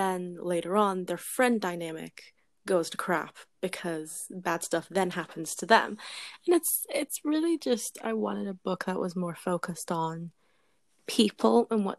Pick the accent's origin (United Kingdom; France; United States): United Kingdom; England; now in Canada; because like, I'm British, I was born in England, and like I lived there for a solid amount of time, and so this was the book I would turn to when I was homesick.